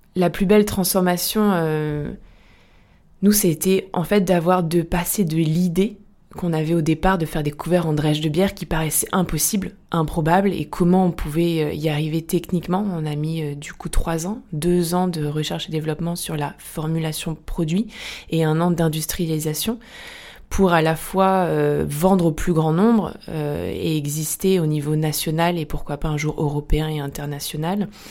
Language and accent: French; south of France, France; moved away as an adult; now in Lyon, France; Je viens du sud de la France